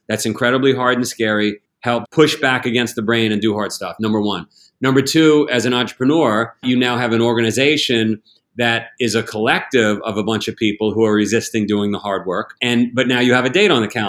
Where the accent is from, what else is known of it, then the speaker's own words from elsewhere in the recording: United States; as an American, as a global citizen